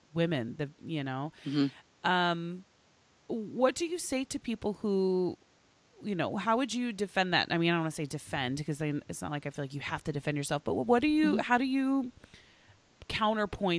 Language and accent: English; Oklahoma, United States; moved away; I'm from Oklahoma originally